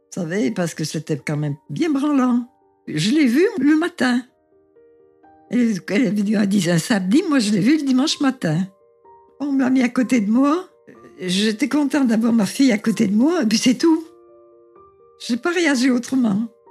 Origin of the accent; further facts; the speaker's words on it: Saint-Étienne, Auvergne-Rhône-Alpes, France; je suis née à Saint-Étienne le 9 mars